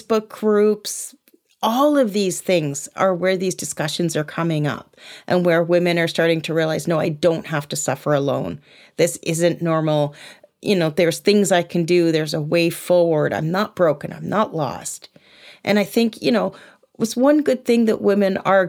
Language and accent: English; United Kingdom; I'm British